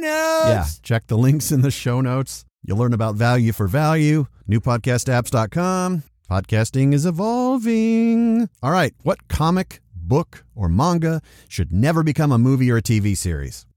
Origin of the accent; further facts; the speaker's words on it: Dallas, Texas, United States; I'm from Dallas